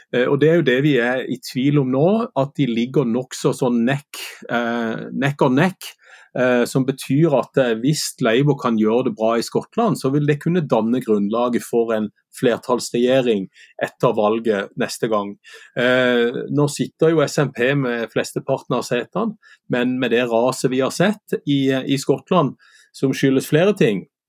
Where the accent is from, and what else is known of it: Sørlandet, Southern Norway, Norway